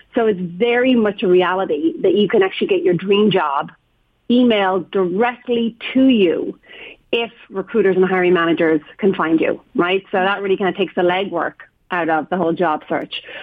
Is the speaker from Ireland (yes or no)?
yes; Ireland; moved away as an adult; now in San Francisco, United States; just being Irish